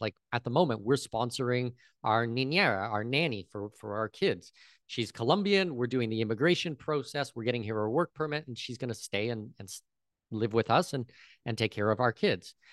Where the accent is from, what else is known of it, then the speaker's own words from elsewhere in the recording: near Toronto, southwestern Ontario, Canada; moved away as an adult; now in Panama; I'm Canadian. I, I was born close to Toronto